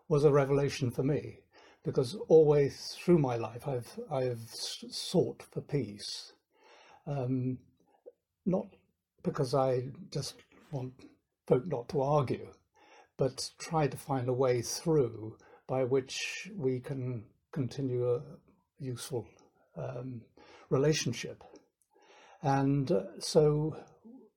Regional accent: England, United Kingdom; moved away as an adult; now in Ireland; my being English, really, and coming over to Ireland

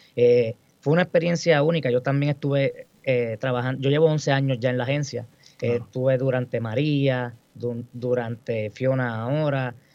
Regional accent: Guayama, Puerto Rico; also born or lived in Mayagüez; yo soy del municipio de Guayama, eh, me crié en Guayama toda mi vida

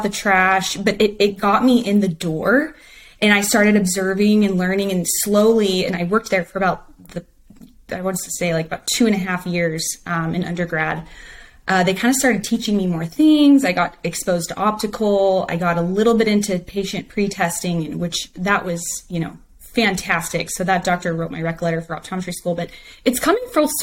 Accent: Hill Country, Central Texas, United States; I am a Texas girl through and through. I grew up in Central Texas in kind of what they call the Hill Country area

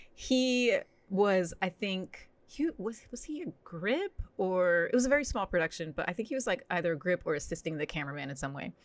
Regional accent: New Jersey, United States; now in Los Angeles, United States; I grew up in New Jersey, but we would spend every summer in Florida

